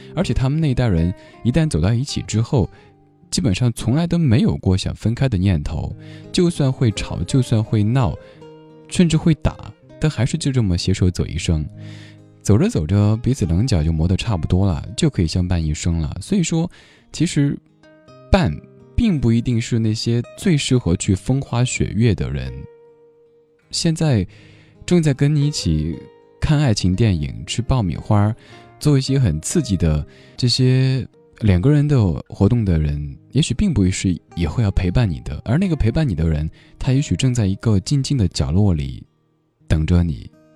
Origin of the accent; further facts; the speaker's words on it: Sichuan, China; accent: Sichuanese; now in Beijing, China; 用我们四川话讲